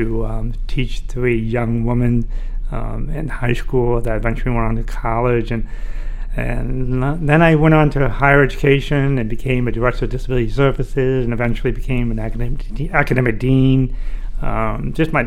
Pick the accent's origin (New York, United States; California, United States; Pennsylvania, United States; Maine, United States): Maine, United States; Orono; I was born deaf in Orono, Maine